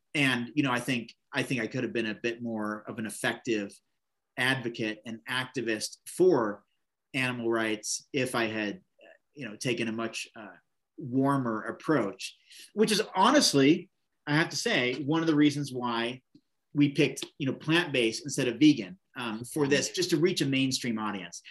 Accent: Oregon, United States; in Bend, Oregon, this little town in my home state

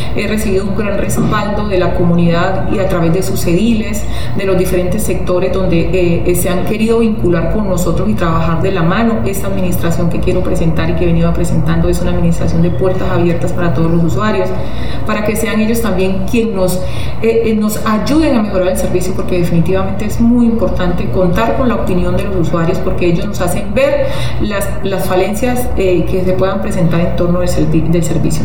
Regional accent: Arauca, Colombia; como araucana tengo un gran compromiso con mi tierra, con mis usuarios, con mi ciudad

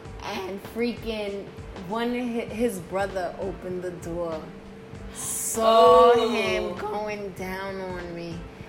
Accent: Englewood, New Jersey, United States; from Inglewood, New Jersey. We have Marie here that grew up from...

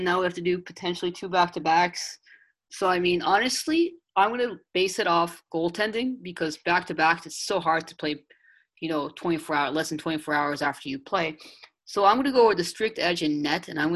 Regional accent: Montreal, Quebec, Canada; I'm actually from Montreal.

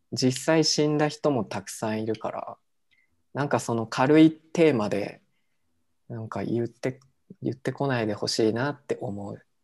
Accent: Japan; now in Mexico; 日本って言ったらさ

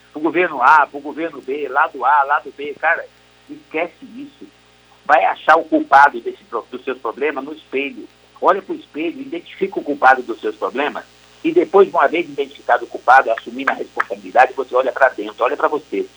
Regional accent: Brazil; nós somos brasileiros

